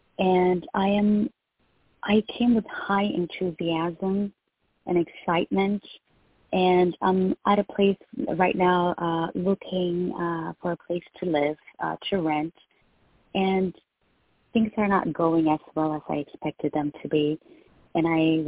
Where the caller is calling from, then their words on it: Texas, United States; Hi, this is …. I'm calling from Texas.